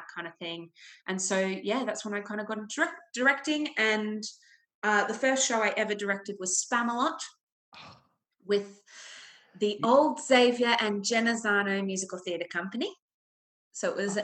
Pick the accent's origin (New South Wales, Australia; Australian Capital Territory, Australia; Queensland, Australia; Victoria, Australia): Victoria, Australia; Melbourne; moved away as an adult; now in London, United Kingdom; I am from Australia. I grew up in Melbourne.